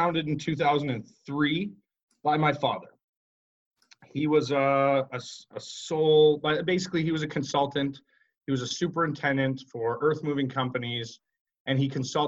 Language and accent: English; Calgary, Alberta, Canada; Growing up in Calgary, Alberta, my father was always, he was a construction professional